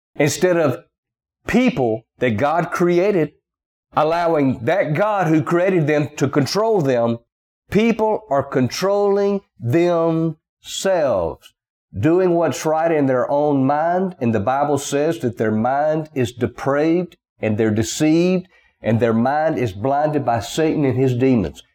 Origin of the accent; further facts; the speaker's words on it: the South, United States; accent: Southern; They know I'm from the South. They can just tell by the way I sound.